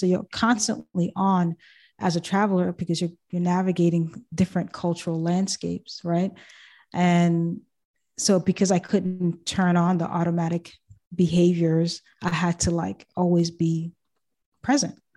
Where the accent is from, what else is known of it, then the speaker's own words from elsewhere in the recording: Boston, Massachusetts, United States; also born or lived in Haiti / Thailand / Japan; I was born and I was there until I was five years old, and that's when I came to the States. Grew up in Boston